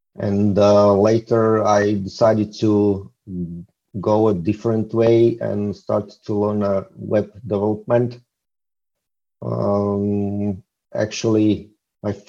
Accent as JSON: {"language": "English", "country": "Slovakia", "said": "I'm a solopreneur from Slovakia. It's located in Central Europe"}